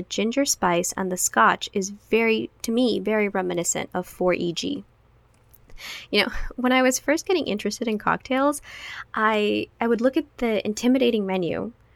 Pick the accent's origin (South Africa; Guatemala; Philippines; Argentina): Guatemala; now in United States; growing up in Guatemala means that I love papayas.